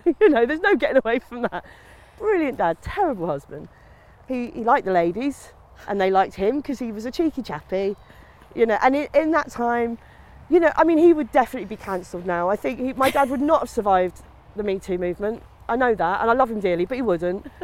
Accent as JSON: {"language": "English", "town": "Maidstone", "region": "South East England", "country": "United Kingdom", "tie": "born or raised there", "also_born_or_lived": "Sidcup", "moved": "yes", "lives_now": "Sussex, United Kingdom", "said": "grew up in Maidstone. I was born in Sidcup, grew up in Maidstone"}